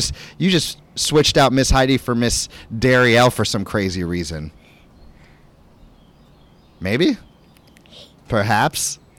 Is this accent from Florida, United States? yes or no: yes; Florida, United States; moved away; I'm from Florida. I used to live there.